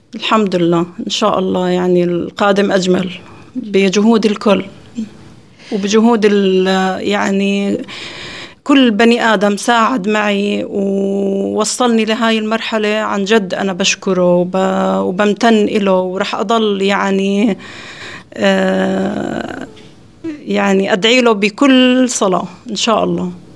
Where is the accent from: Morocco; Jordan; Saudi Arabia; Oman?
Jordan; أنا طبعا من الأردن